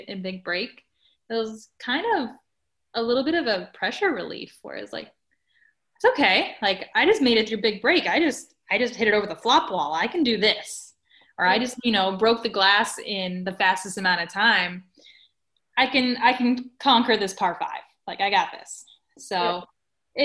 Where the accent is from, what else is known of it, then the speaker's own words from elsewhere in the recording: Baton Rouge, Louisiana, United States; Baton Rouge, where I was living at the time, my hometown